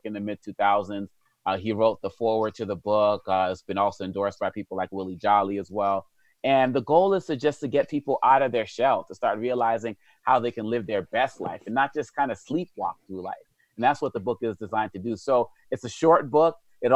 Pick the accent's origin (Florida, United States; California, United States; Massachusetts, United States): Massachusetts, United States; Boston; when I was a kid, you know, growing up in Boston with this African name and African background